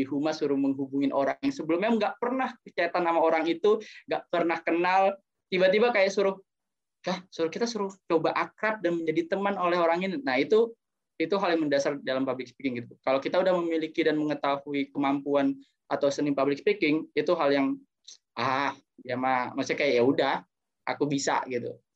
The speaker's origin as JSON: {"language": "Indonesian", "town": "Tangerang", "region": "Banten", "country": "Indonesia", "also_born_or_lived": "East Java", "said": "Ketika aku sudah kembali lagi ke kota asalku, Tangerang atau bahkan Jawa Timur, aku bisa bermanfaat bagi lingkungan masyarakat."}